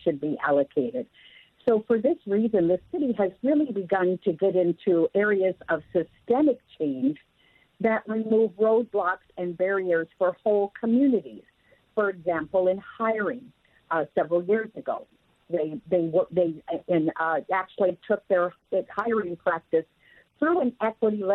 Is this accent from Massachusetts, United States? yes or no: no; Renton, Washington, United States; I've had a chance to work in my hometown